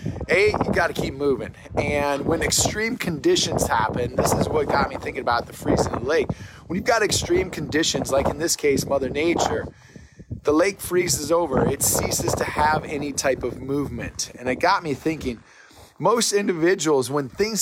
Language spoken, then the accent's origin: English; Minnesota, United States; moved away as an adult; now in Texas, United States; I grew up in Minnesota